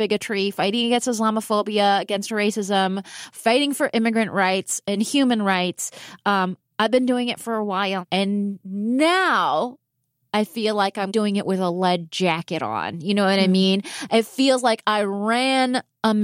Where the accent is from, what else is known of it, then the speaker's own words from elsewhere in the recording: Palm Springs, California, United States; I grew up in Palm Springs, California